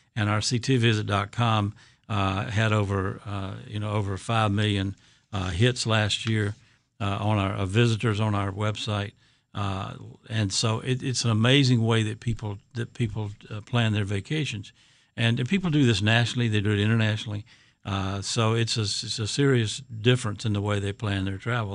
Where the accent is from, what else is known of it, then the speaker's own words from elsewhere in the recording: Georgia, United States; moved away as an adult; now in Connecticut, United States; I'm from Georgia originally